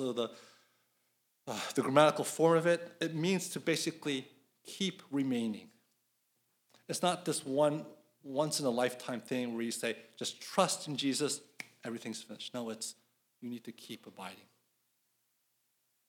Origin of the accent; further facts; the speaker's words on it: Philadelphia, Pennsylvania, United States; now in Atlanta, United States; I'm from Philadelphia